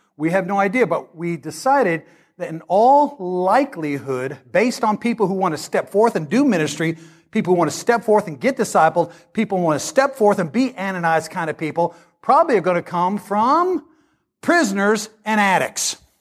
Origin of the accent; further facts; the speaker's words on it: Great Bend, Kansas, United States; moved away; I come from Great Bend, Kansas.